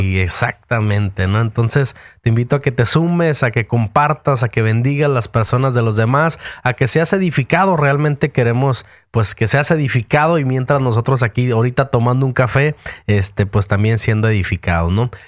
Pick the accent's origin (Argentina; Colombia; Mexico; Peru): Mexico; moved away as an adult; now in United States; yo nací en México